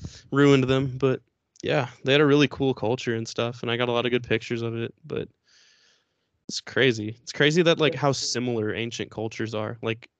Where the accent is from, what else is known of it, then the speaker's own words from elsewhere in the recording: Houston, Texas, United States; I'm from Houston.